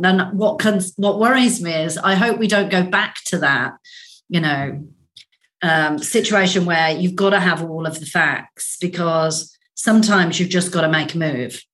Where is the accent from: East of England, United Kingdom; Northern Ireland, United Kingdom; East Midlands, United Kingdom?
Northern Ireland, United Kingdom; moved away; also born or lived in Australia; I grew up in Northern Ireland. We left Northern Ireland during the Troubles.